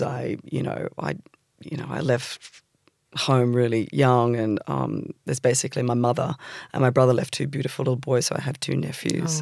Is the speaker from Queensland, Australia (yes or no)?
no; Sydney, New South Wales, Australia; born or raised there; also born or lived in England